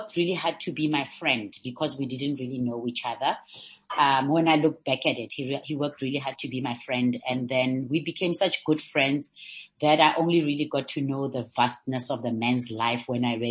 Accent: North West, South Africa; also born or lived in Liberia; I came back to what was then Pula Twala, which is now the Northwest, to come and live with my mother's family.

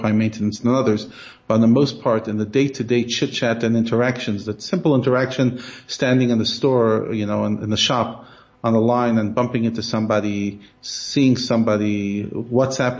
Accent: United States; moved away; I'm so American

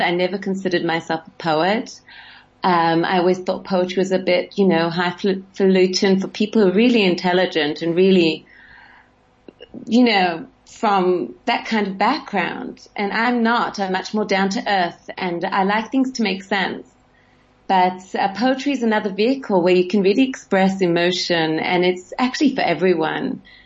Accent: Sydney, New South Wales, Australia; moved away; I grew up in Sydney

